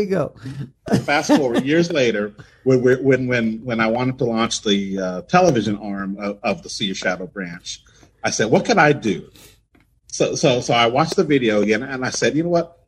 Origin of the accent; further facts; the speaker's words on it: San Diego, California, United States; moved away as an adult; now in Phoenix, United States; my hometown, San Diego